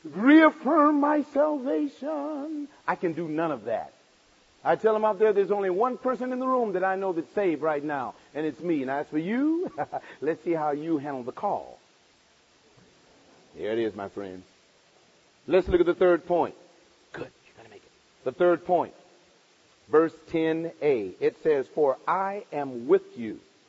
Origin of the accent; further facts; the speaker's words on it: Olivet, United States; Oh yeah, I grew up in Olivet, but I became a Christian in Olivet when I was 23.